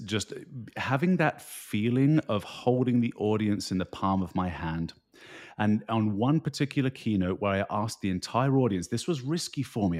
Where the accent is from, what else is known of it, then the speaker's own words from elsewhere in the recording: United Kingdom; moved away as an adult; also born or lived in Rocky Mountains, Canada; now in New Jersey, United States; you can tell by my uh, accent that I grew up in the United Kingdom